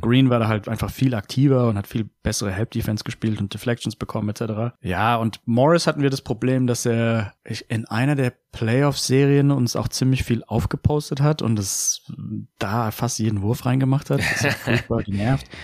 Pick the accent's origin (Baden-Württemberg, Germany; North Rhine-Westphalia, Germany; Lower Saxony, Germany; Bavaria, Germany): Baden-Württemberg, Germany; Heidelberg; ich bin aus Heidelberg